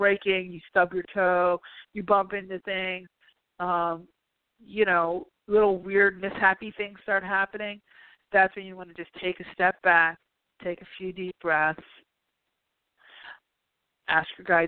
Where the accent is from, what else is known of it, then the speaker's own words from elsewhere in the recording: New York, United States; now in California, United States; being a New Yorker